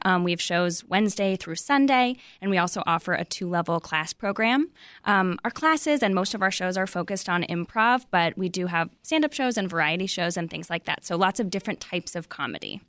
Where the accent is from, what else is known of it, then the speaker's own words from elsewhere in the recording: California, United States; moved away as an adult; I moved here in, in twenty fifteen, and, um, I'm from California